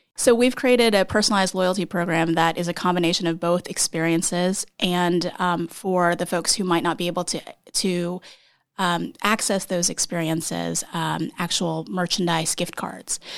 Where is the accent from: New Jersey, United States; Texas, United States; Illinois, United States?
Texas, United States; moved away as an adult; also born or lived in Iowa, United States; now in New York, United States; I, uh, am from Texas, but my parents are South Korean, and I was born in Iowa